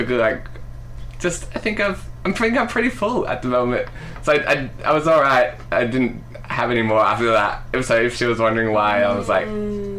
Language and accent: English; United Kingdom; now in Australia; I can't donate blood because I'm British.